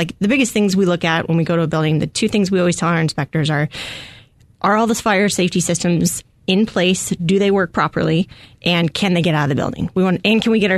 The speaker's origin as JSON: {"language": "English", "town": "Scottsdale", "region": "Arizona", "country": "United States", "tie": "born or raised there", "said": "I grew up in North Scottsdale, and I just love the Valley"}